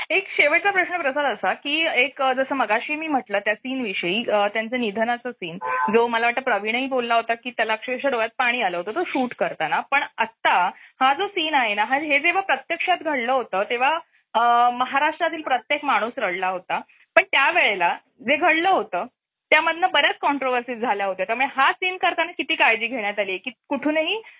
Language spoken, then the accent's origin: Marathi; Thane, Maharashtra, India; मी ठाणेकर आहे